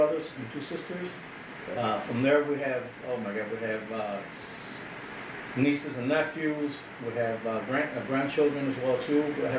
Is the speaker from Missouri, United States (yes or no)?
no; Chicago, Illinois, United States; now in Aurora, United States; I'm from Chicago originally, born and raised in Chicago. Moved out here in 2004 with my family.